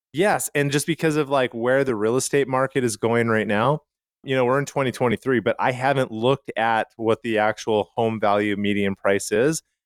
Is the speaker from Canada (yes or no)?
yes; Calgary, Alberta, Canada; where I grew up in Calgary, Canada, a lot of the homes were, like, bungalows